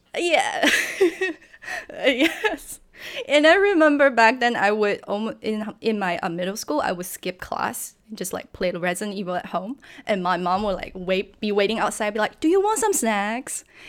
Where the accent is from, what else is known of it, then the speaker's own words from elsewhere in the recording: China; English is a second language; moved away; also born or lived in San Francisco; I'm from China, and back when I was growing up, video game was kinda banned